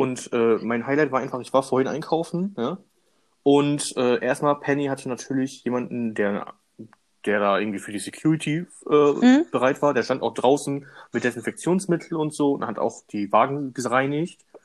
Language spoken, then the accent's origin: German; Germany; bei uns in Deutschland